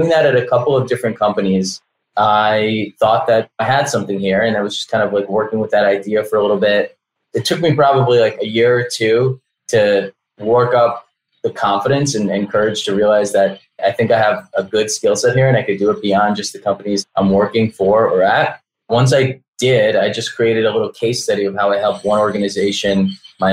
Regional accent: New York, United States; also born or lived in Belarus; now in Miami, United States; I grew up in New York. I was born in Belarus back when it was still the Soviet Union.

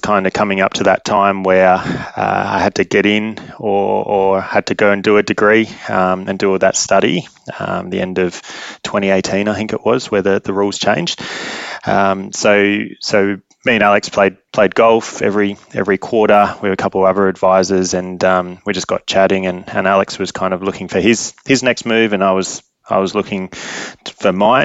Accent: Adelaide, South Australia, Australia; moved away as an adult; also born or lived in London; now in Perth, Australia; I grew up in Adelaide and then moved to Perth with Westpac at the time for a job

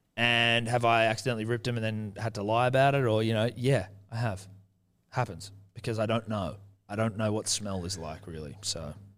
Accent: New Zealand; I'm Kiwi.

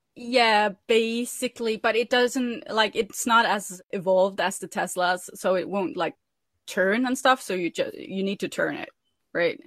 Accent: Norway; I'm from Norway

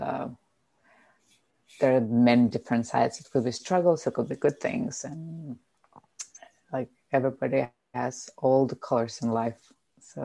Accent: Lithuania; English is a second language; moved away as an adult; also born or lived in Germany / Denmark / China / Australia; I'm Lithuanian. I've been living in many different countries like Germany, Denmark, China, Australia

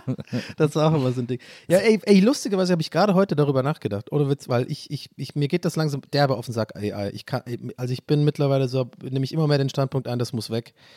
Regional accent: Tübingen, Baden-Württemberg, Germany; moved away as an adult; now in Erfurt, Germany; Ich bin in der Altstadt groß geworden

